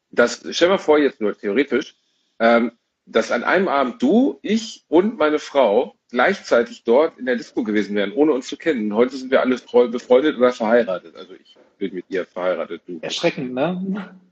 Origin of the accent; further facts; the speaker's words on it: Gelsenkirchen, North Rhine-Westphalia, Germany; In meiner Heimatstadt Gelsenkirchen gab es exakt, Zero.